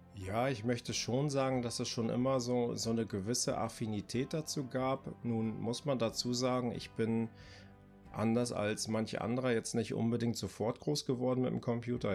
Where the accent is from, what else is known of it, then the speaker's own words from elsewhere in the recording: Greifswald, Mecklenburg-Vorpommern, Germany; also born or lived in Bremen; now in Delmenhorst, Germany; Ich komme ursprünglich aus Greifswald, ist eine kleine Stadt an der Ostsee. Ähm, wohne jetzt aber seit 99 in Bremen beziehungsweise in der Nähe von Bremen jetzt im kleinen beschaulichen Delmenhorst